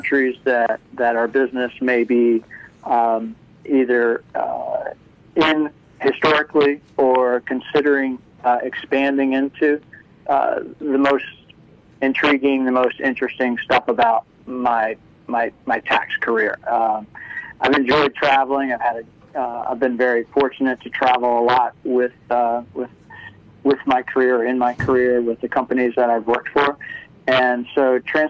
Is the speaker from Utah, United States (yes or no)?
no; Washington, District of Columbia, United States; I'm from the Washington, D.C. area. Grew up here and have spent my whole career in the D.C. area.